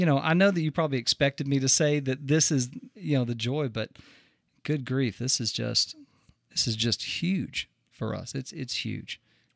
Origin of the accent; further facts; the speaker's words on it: Friendswood, Texas, United States; also born or lived in Spofford, Texas; I was born in Texas near Houston, Friendswood